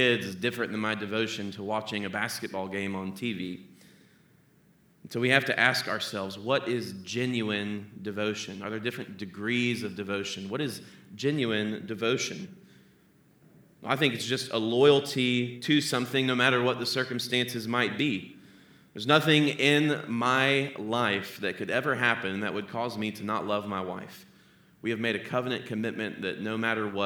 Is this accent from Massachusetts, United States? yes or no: no; Tallahassee, Florida, United States; now in Cincinnati, United States; I grew up in Tallahassee, Florida